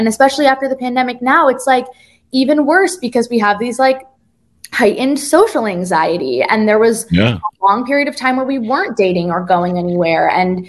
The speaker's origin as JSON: {"language": "English", "region": "East Coast", "country": "United States", "said": "Like, I'm from the East Coast. People can be really blunt."}